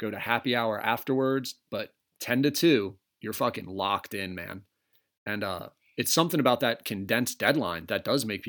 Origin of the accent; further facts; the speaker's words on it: Tasmania, Australia; if I fly over to the States and like, I say I'm from Tasmania, do they think I'm just going to wreck shit, start spinning around, go nuts?